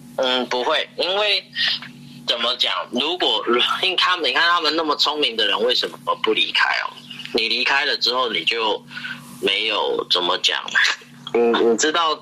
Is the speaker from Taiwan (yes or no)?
yes; Taiwan; 我们台湾人的习惯就是，呃，我们有一种很惯性的亚洲人的习惯